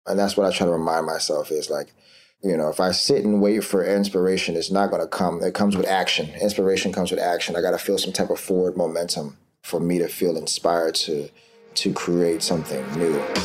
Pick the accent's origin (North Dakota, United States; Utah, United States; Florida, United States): Florida, United States; now in New York City, United States; I'm, I'm from Florida originally, and I moved to New York City